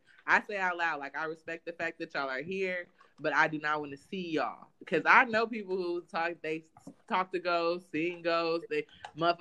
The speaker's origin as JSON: {"language": "English", "region": "California", "country": "United States", "moved": "as an adult", "lives_now": "Georgia, United States", "said": "I'm from California"}